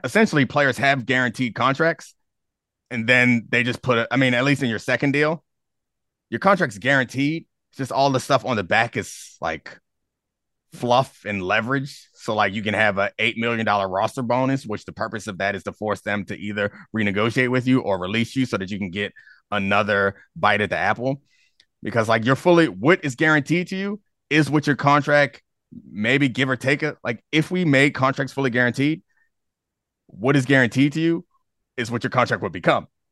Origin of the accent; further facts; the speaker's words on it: Baltimore, Maryland, United States; now in Washington, D.C., United States; I'm from Baltimore, and I, I live in D C now